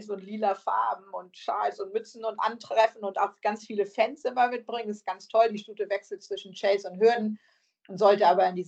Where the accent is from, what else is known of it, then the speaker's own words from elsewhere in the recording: the north of England, United Kingdom; accent: Northern English; Ich mit meinem nordenglischen Akzent sage, spricht das U dann immer falsch aus.